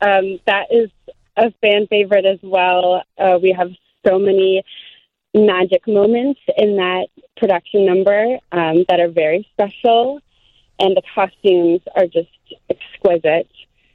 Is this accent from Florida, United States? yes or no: no; Chicago, Illinois, United States; I grew up in Chicago, so I've been attending Chicago Shakespeare Theater shows since I was young